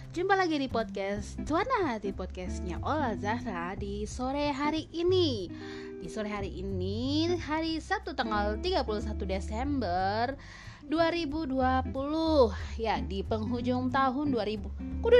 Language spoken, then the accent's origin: Indonesian; Gorontalo, Indonesia; Wah, si Fajar datang dari Gorontalo sekampung sama aku ya, sekampung sama aku dari Gorontalo ya dia ya.